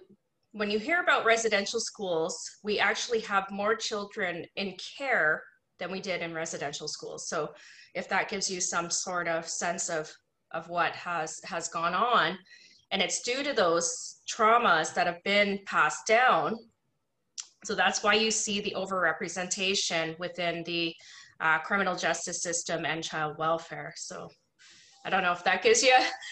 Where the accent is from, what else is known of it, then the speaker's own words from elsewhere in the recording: Niagara, Ontario, Canada; I grew up in Niagara in a predominantly non-Indigenous community